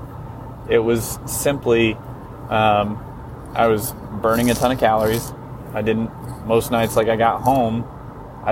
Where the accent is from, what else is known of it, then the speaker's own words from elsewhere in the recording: New Castle, Indiana, United States; growing up in Eastern Indiana, there's not a whole lot